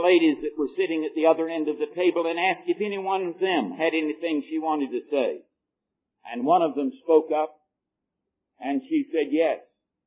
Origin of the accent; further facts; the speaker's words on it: United States; I'm an American